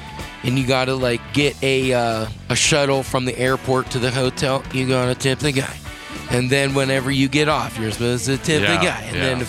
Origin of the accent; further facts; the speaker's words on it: Rogers, United States; growing up in Rogers